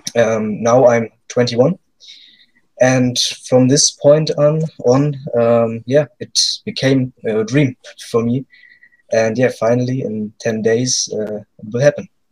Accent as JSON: {"language": "English", "country": "Germany", "second_language": "English", "said": "I'm from Germany"}